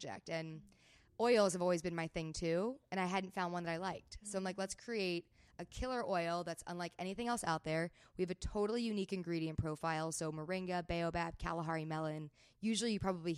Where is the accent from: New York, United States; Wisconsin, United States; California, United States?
California, United States; Palos Verdes; I grew up in Palos Verdes here in California, like on the water.